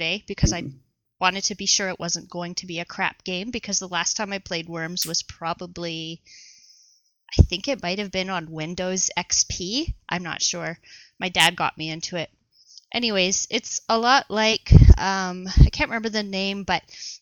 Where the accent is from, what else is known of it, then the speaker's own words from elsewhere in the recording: Canada; I'm from Canada